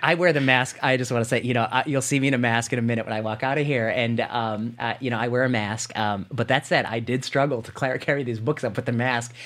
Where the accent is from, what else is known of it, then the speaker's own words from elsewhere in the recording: Indiana, United States; also born or lived in Ohio; I grew up in the Midwest. I grew up in Indiana. Uh, I grew up in, I was born in Ohio.